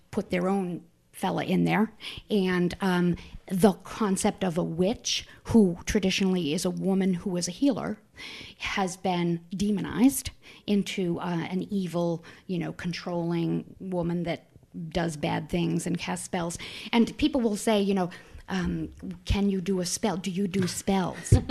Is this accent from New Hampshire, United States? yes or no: yes; Manchester, New Hampshire, United States; also born or lived in Boston; I grew up in Manchester, New Hampshire, right here.